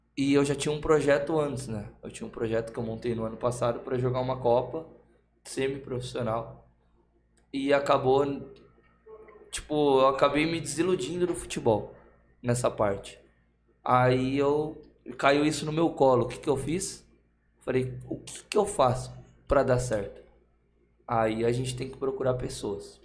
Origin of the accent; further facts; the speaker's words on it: São Paulo, Brazil; now in Osasco, Brazil; Sou daqui, criado, nasci e criado aqui no Rio Pequeno também. Mas hoje eu moro pro lado de Osasco.